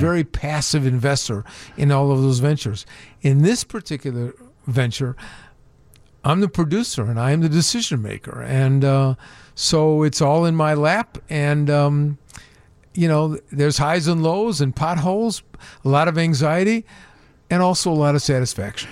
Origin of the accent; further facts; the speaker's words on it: Chicago, Illinois, United States; grew up on the, on, in, on the north side of Chicago in an area called West Rogers Park